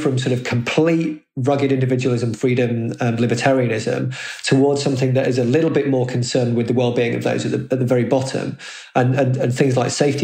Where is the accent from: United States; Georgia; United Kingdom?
United Kingdom; as a Brit